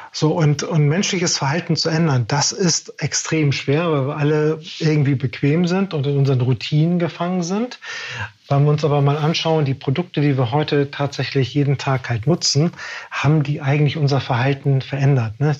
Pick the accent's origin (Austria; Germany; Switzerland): Germany; Wir sind ja als Deutsche groß geworden